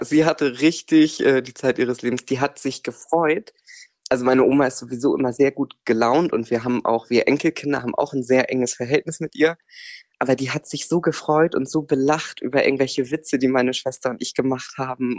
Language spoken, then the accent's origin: German; near Plön, Schleswig-Holstein, Germany; now in Kiel, Germany; Also ich liebe mittlerweile in Kiel komme aber aus der Nähe von Plön.